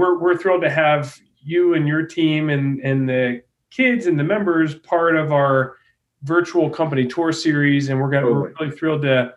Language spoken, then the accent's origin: English; Youngstown, Ohio, United States; moved away as an adult; also born or lived in Chicago / New York; where'd you grow up? Youngstown